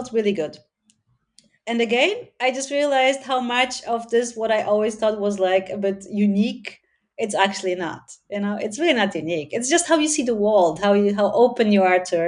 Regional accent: Sweden; also born or lived in Poland; now in Germany; I was born in Poland. I grew up in Sweden, and I now live in Germany.

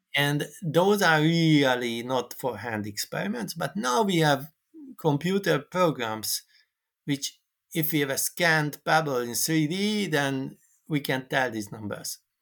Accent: Hungary; I came from Hungary

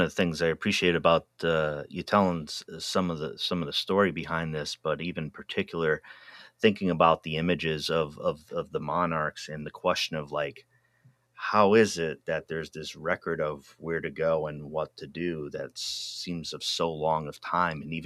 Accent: East Coast, United States; moved away; also born or lived in Pacific Northwest; I'm originally from the East Coast

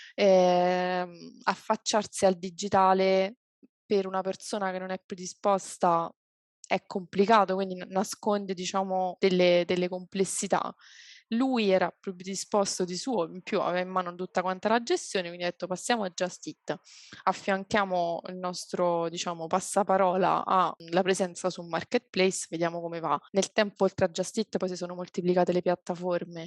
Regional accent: Abruzzo, Italy; now in Rome, Italy; io sono abruzzese, però non, non, emerge subito perché vivo a Roma

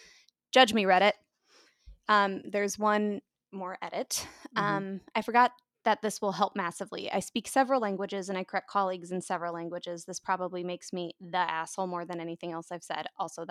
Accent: Scotland, United Kingdom; I grew up in Scotland, and my blood is mostly Iron Brew

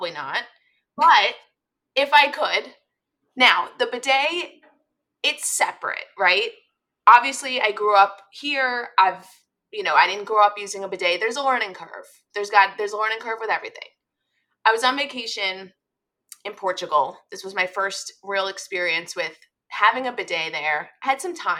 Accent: United States; I'm an American

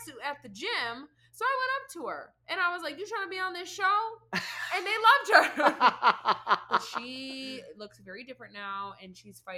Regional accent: Lansing, Michigan, United States; Growing up in Lansing

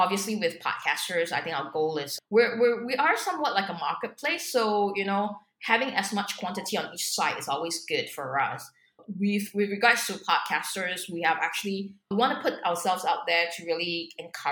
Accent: Singapore; also born or lived in Hong Kong; I'm a Singaporean

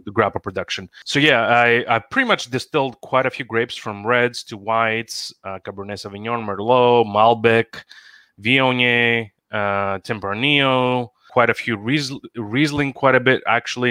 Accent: Greece; moved away as an adult; now in Seattle, United States; I live in the US, born and raised in Greece, came here for uh, school, landed a job

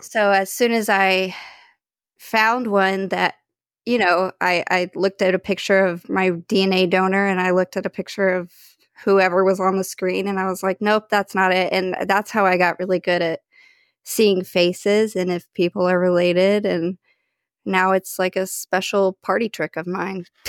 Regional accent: Dallas, Texas, United States; I grew up in the Dallas area

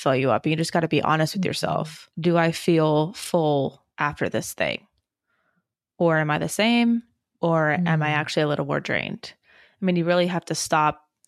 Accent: Germany; born there; I was born in Germany.

